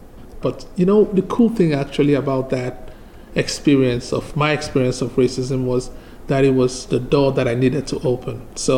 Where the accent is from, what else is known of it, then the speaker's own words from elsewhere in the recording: Nigeria; English is a second language; now in Charlottesville, United States; Yes, I moved here from Nigeria back in 2008. It was the first time I came to the U.S. and I came straight to Charlottesville, and it's been home for me since then.